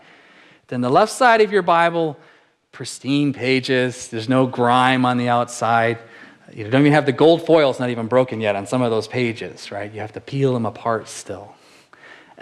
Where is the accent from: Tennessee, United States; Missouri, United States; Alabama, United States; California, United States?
California, United States; Apple Valley; growing up in Southern California, in Apple Valley, California